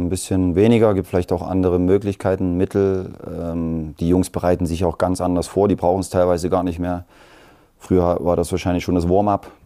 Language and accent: German; East Germany, Germany; Und wir sind ja schon irgendwo Kinder der DDR. Wir sind ein bisschen in dem System noch groß geworden.